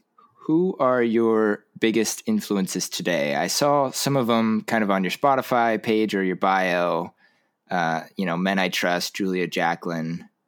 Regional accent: Huntington Beach, California, United States; moved away as an adult; also born or lived in Santa Barbara; now in Seattle, United States; I'm in Seattle now, but I grew up in Huntington.

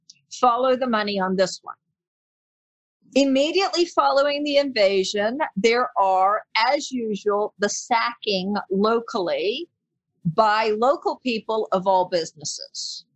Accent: Panama; accent: American; also born or lived in England / Australia / New Zealand; My dad is from New Zealand and my mom is English. So I've lived mainly in Panama most of my life. I've lived in England, Australia, New Zealand, and I speak English with an American accent.

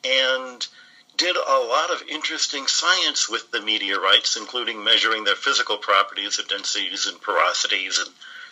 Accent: Detroit, Michigan, United States; accent: American; moved away as an adult; also born or lived in Arizona / Pennsylvania; I grew up in Detroit, Michigan.

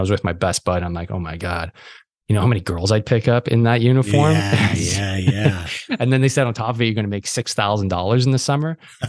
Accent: Quebec, Canada; So I did high school here. I'm from Quebec. I'm actually in Montreal, just in the suburbs of Montreal. So we're in French Canada here.

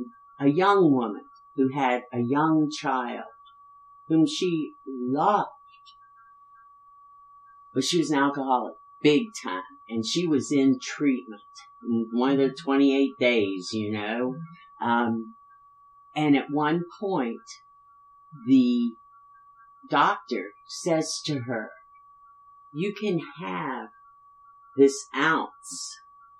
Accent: West Virginia, United States; I grew up in West Virginia

